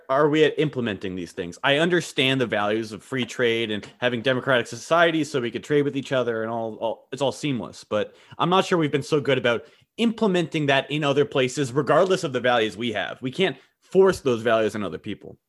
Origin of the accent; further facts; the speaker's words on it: United States; sitting here as an American